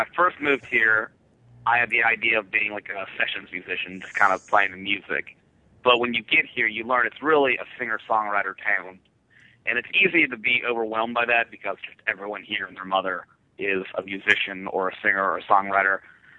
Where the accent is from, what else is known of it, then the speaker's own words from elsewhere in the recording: East Coast, United States; now in Nashville, United States; We're from the East Coast, but since we live in Nashville, it's a little easier to tour the Midwest.